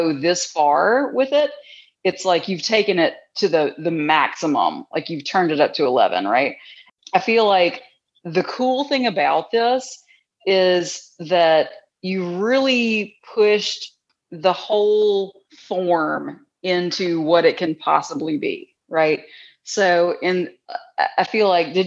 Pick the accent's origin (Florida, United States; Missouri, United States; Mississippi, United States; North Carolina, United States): Mississippi, United States; I'm still from Mississippi